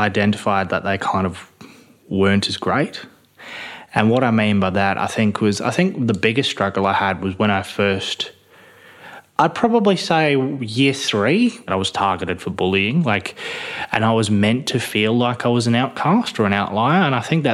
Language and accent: English; Midland, Western Australia, Australia; I grew up in Midland. I grew up on a chicken farm in Midland.